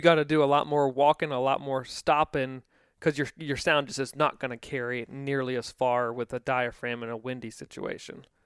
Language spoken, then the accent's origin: English; East Coast, United States; I grew up on the East Coast